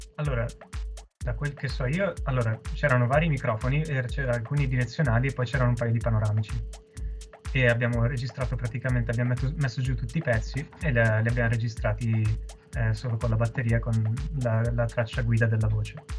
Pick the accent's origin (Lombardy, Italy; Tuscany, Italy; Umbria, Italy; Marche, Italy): Lombardy, Italy; Monza; dato che siamo di Monza